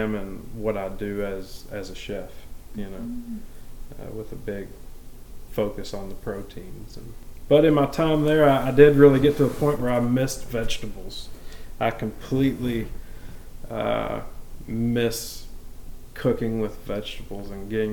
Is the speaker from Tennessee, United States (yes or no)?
yes; Maryville, Tennessee, United States; I am a Maryville native. I was born in Maryville at Blount Memorial Hospital, and I've lived here my whole life